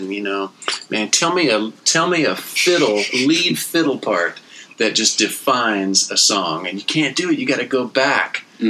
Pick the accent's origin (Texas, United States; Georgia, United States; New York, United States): Texas, United States; I'm from Texas, and I born and raised